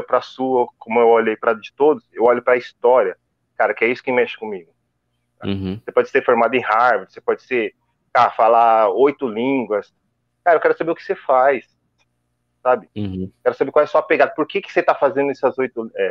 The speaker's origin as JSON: {"language": "Portuguese", "region": "São Paulo", "country": "Brazil", "said": "E, cara, sou de Itaquera, 36 anos moro aqui."}